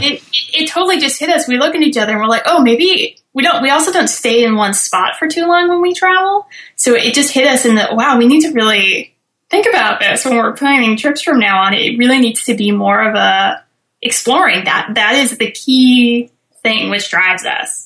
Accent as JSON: {"language": "English", "area": "Bay Area", "region": "California", "country": "United States", "tie": "born or raised there", "also_born_or_lived": "Santa Cruz Mountains", "said": "I'm from California originally, from the Bay Area"}